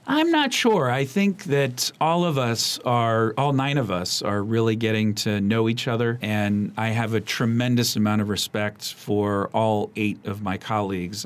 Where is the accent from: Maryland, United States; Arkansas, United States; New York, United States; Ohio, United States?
Maryland, United States; Montgomery County; growing up here was such a special place